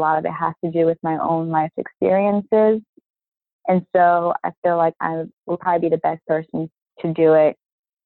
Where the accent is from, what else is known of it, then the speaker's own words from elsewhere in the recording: Baltimore, Maryland, United States; now in New York, United States; I grew up in Baltimore, but I'm living in New York now